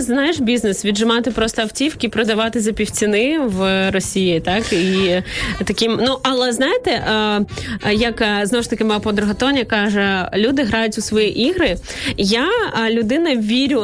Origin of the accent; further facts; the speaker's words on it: Izmail, Odesa Oblast, Ukraine; я з півдня України